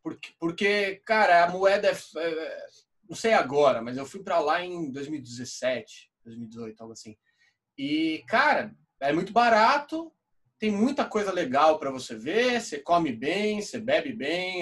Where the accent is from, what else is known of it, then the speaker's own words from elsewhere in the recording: Brazil; a gente é brasileiro